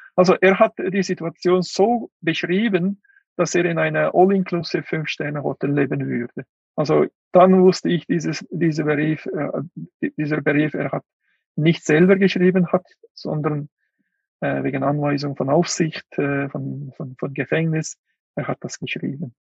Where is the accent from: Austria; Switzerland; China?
China; Kuqa, Xinjiang; German is a second language; moved away; Ich war äh, in Kutscha, in meinem Heimatland.